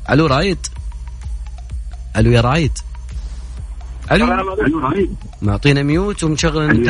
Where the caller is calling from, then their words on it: Medina, Medina Province, Saudi Arabia; والله انا من المدينه رايح على تبوك الشبكه عندي تقطع